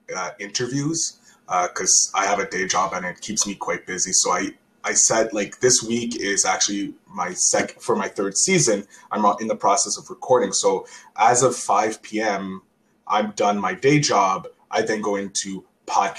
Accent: Canada; as a Canadian

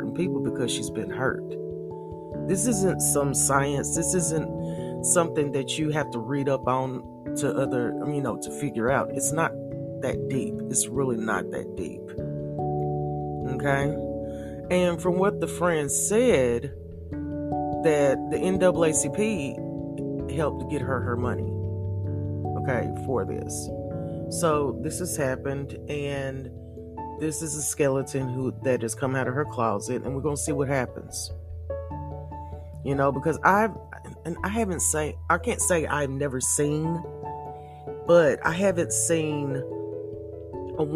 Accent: the South, United States; Growing up in the South, I'm still living in the South

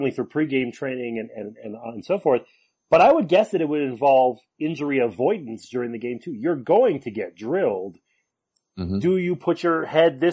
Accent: Canada; I grew up in Canada

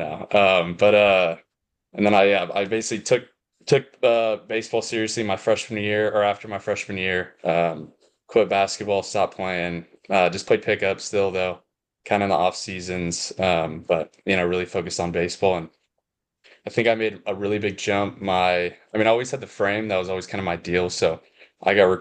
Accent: El Dorado Hills, California, United States; also born or lived in Texas; I was born in Texas, and like, I remember probably 2005 was when I moved to California, to Sacramento

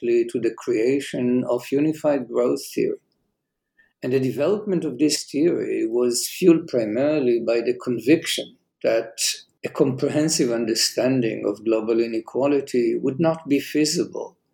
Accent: Jerusalem, Jerusalem District, Israel; I was born and raised in Jerusalem

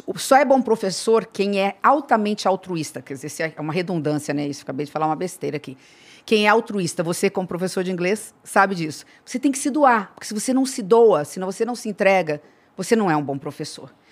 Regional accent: Três Lagoas, Mato Grosso do Sul, Brazil; Eu virei a primeira mulher prefeita da minha cidade natal, Três Lagoas, que é divisa aqui com o estado de São Paulo.

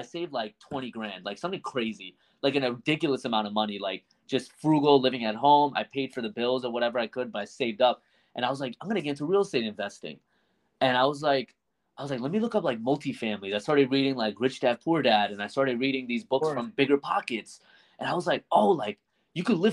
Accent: New Jersey, United States; I'm from Jersey

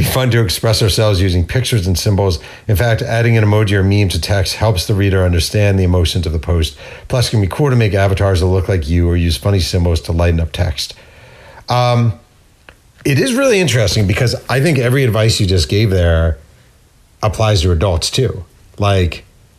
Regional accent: near Carmel, New York, United States; Carmel, New York, near my hometown

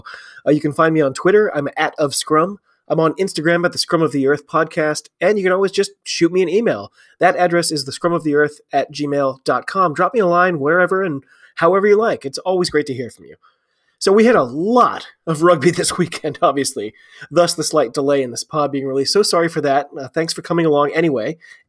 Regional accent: United States; I'm an American rugby fan.

